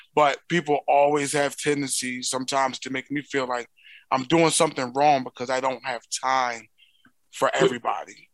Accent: Philadelphia, Pennsylvania, United States; accent: Philly; my native tongue, which is, you know, my Philly speech

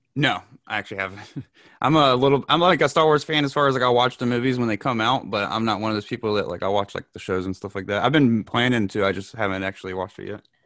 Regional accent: North Carolina, United States; I'm from North Carolina

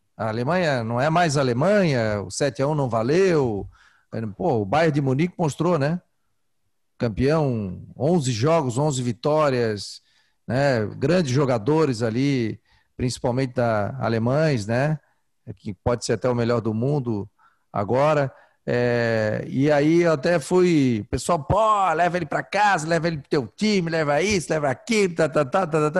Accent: Florianópolis, Santa Catarina, Brazil; Eu sou do, eu do, do centro, da agronômica. Nasci na Carlos Correia

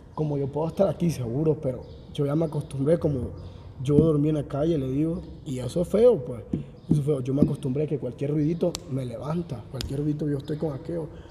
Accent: Honduras; moved away; De Honduras

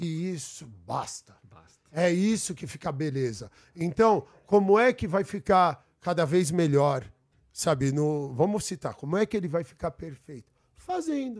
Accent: São Paulo, Brazil; Eu fui nascido, nascido e criado aqui no Brooklyn

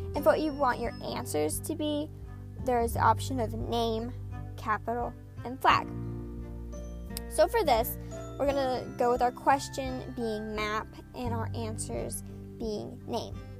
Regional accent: Oklahoma, United States; I'm from Oklahoma

